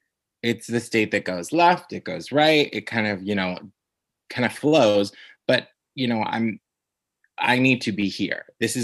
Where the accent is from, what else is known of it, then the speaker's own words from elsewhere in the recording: Brunswick, Ohio, United States; So I grew up in a place called Brunswick, Ohio. It's about like 20 minutes from like Cleveland. So it's like Cleveland, Ohio, but like 20 minutes outside of, but it's like the last like sliver of civilization before the hills have eyes to the river.